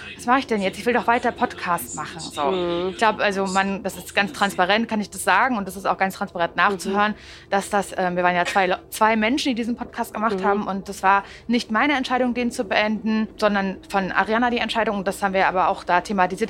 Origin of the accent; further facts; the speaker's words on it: Parchim, Mecklenburg-Vorpommern, Germany; moved away as an adult; now in Berlin, Germany; Ich komme ja aus Parchim.